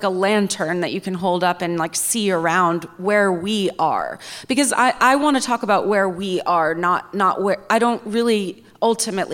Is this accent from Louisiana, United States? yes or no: no; Hudson Valley, New York, United States; I was growing up in the Hudson Valley